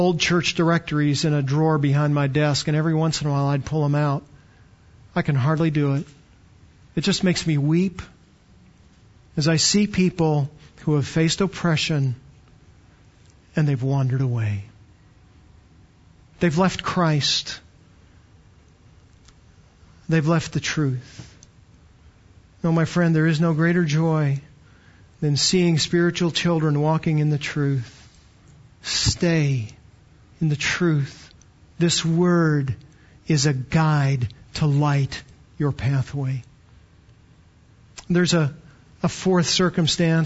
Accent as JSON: {"language": "English", "country": "Canada", "tie": "born or raised there", "moved": "yes", "lives_now": "Texas, United States", "said": "I was born in Canada, got to Texas as fast as I could, but born in Canada"}